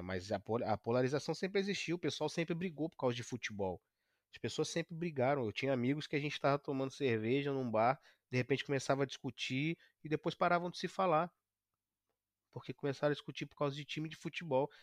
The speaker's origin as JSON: {"language": "Portuguese", "country": "Brazil", "moved": "as an adult", "lives_now": "Canada", "said": "o brasileiro sou eu então também, eu também sou brasileiro"}